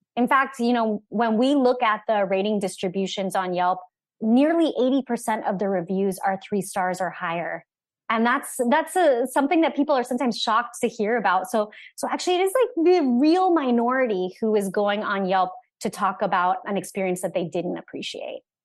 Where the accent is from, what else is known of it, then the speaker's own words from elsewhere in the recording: Orlando, Florida, United States; I'm from Orlando